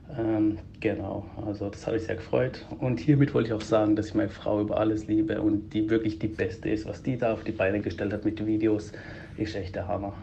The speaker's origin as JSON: {"language": "German", "country": "Greece", "said": "Ich bin ja selber Grieche"}